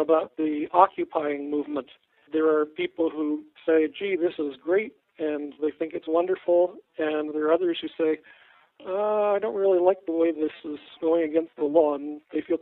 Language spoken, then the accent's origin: English; upstate Vermont, United States; also born or lived in Buffalo, New York; now in Richmond, Indiana, United States; I was born out east in Buffalo, New York, and raised there in upstate Vermont